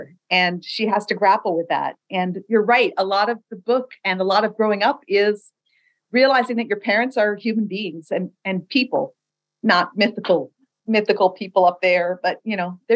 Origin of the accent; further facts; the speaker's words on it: Oahu, Hawaii, United States; I grew up in Hawaii and I grew up on Oahu